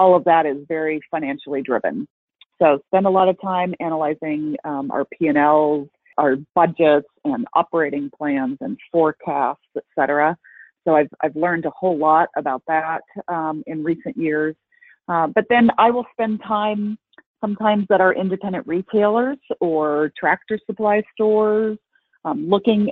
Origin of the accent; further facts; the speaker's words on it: Colorado, United States; moved away as an adult; also born or lived in Texas; I grew up in Colorado, born and raised